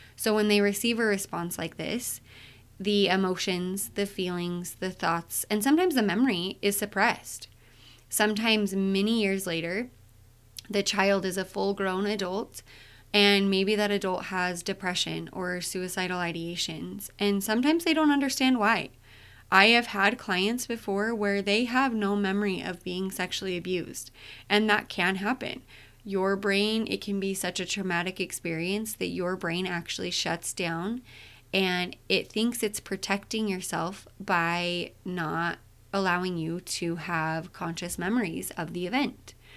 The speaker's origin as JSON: {"language": "English", "region": "Utah", "country": "United States", "said": "I'm from Utah."}